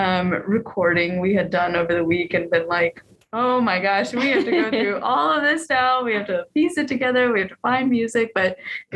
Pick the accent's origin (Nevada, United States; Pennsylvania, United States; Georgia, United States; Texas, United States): Georgia, United States; moved away as an adult; also born or lived in North Carolina; now in Utah, United States; I grew up in the Southeast in Georgia primarily, and then of course in North Carolina.